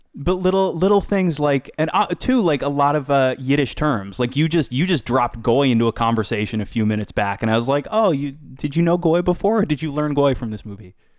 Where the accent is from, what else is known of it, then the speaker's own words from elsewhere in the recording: Boca Raton, Florida, United States; I grew up in South Florida